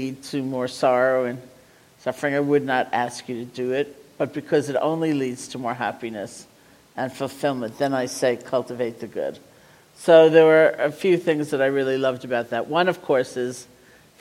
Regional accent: New England, United States; I'm from New England

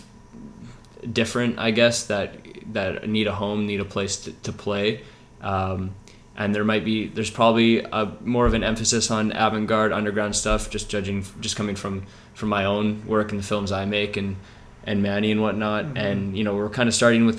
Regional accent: Vancouver, British Columbia, Canada; I'm a filmmaker from Vancouver, based in Kitsilano right now

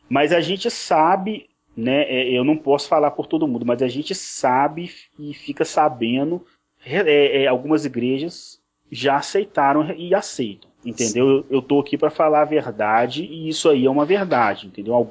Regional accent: Belo Horizonte, Minas Gerais, Brazil; Para quem não sabe, eu sou de Belo Horizonte, Minas, Minas Gerais

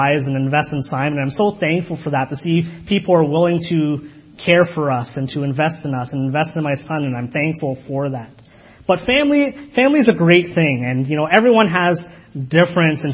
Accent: Kitchener, Ontario, Canada; I was raised in Kitchener, but I was raised by Guyanese parents, so it's a different culture

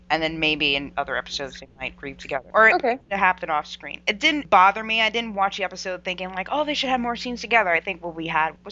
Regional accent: United States; We're American.

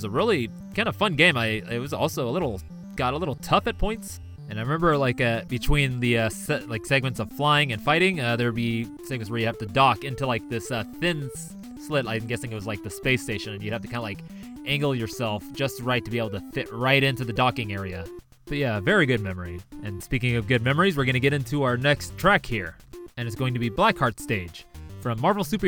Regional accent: Auburn, California, United States; also born or lived in Los Angeles, California; I was born in Los Angeles, and then at some point my family moved to Auburn, which is in the Sierra foothills in California, gold country.

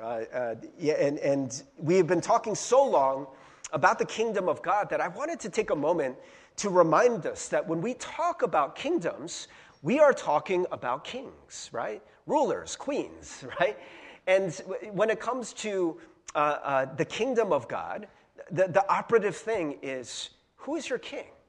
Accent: United States; as an American

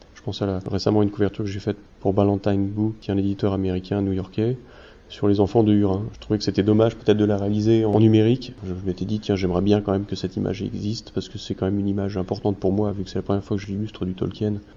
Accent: Normandy, France; Je suis normand

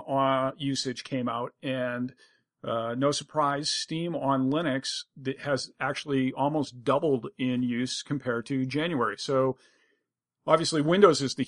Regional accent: United States; first language English; as an English-speaking American who is unilingual

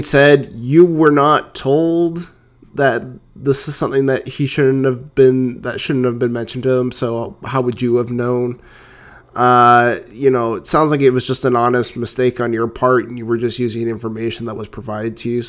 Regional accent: Canada; I'm Canadian

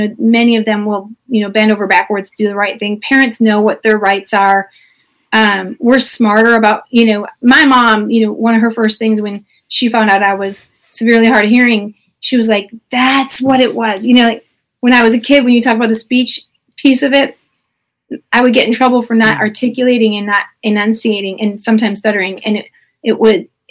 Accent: LaGrange, Beverly, Palos Heights, Illinois, United States; now in Memphis, United States; I was from LaGrange. I grew up then in Beverly. Yeah. For a short while, and then Palos Heights.

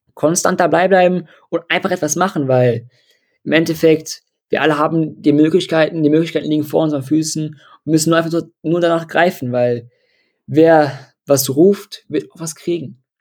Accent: Dortmund, North Rhine-Westphalia, Germany; ich komme aus Dortmund

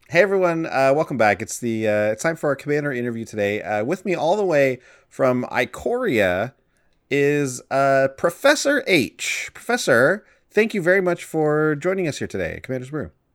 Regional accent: Canada; we're from Canada

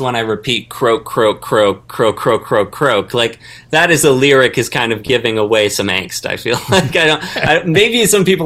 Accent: Vancouver, British Columbia, Canada; now in Los Angeles, United States; I'm from Vancouver, Canada, currently in Los Angeles

